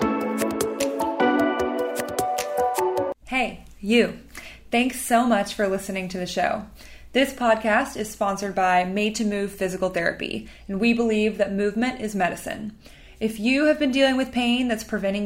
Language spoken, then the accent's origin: English; the South, United States; I'm also from the South.